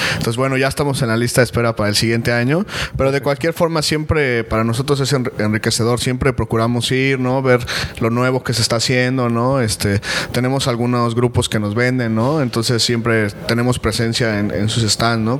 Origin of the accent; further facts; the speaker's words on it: Mexico City, Mexico; now in Cancún, Mexico; yo soy originario de la Ciudad de México, pues ya ah, llevamos radicando aquí eh, 10 años en, Cancún